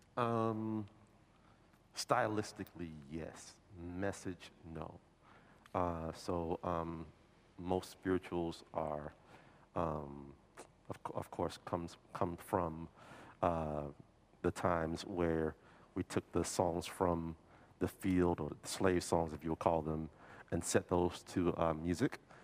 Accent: New Orleans, Louisiana, United States; moved away; I'm from New Orleans originally

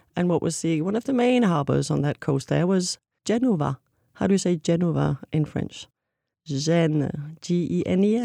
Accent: Copenhagen, Capital Region of Denmark, Denmark; moved away as an adult; also born or lived in Avignon, France; now in Arles, France; I was born in Copenhagen, Denmark

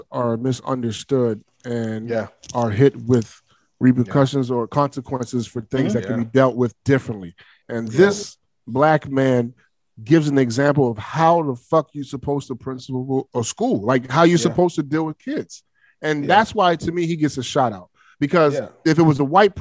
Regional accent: Baltimore, Maryland, United States; I'm from Baltimore

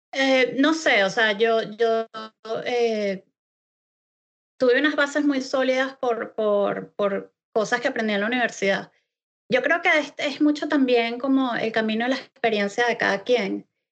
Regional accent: Venezuela; moved away as an adult; now in Scotland, United Kingdom; desde hace tres años salí de Venezuela y me mudé a la hermosísima Escocia

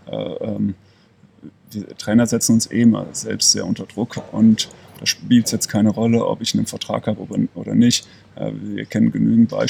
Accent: Leverkusen, North Rhine-Westphalia, Germany; now in Ulm, Germany; Ich bin gebürtiger Leverkusener, das wird auch immer meine Heimat bleiben.

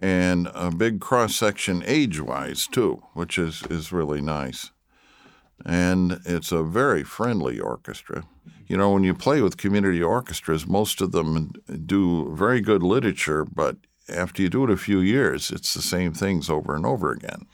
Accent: Traverse City, Michigan, United States; also born or lived in Detroit, Michigan; I was born in Detroit, but I grew up in Traverse City, Michigan

